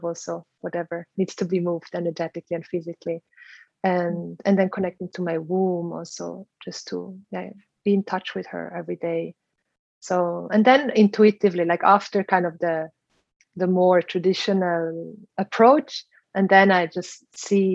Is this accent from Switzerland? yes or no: yes; Switzerland; moved away as an adult; also born or lived in Philippines / South America / India; now in Bali, Indonesia; I learned growing up in Switzerland